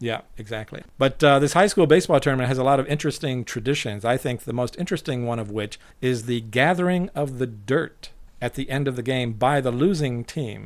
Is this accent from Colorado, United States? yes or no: yes; Colorado Springs, Colorado, United States; now in Japan; Colorado Springs, which is my hometown, which is where I grew up as a child